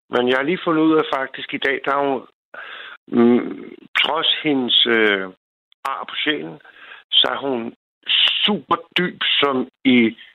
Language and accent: Danish; Copenhagen, Capital Region of Denmark, Denmark; now in Bornholm, Denmark; jeg er fra Sydhavnen